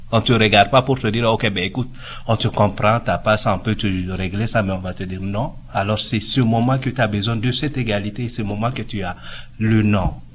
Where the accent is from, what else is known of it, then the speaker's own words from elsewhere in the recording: Niger; now in Canada; je suis d'origine du Niger, c'est en Afrique de l'Ouest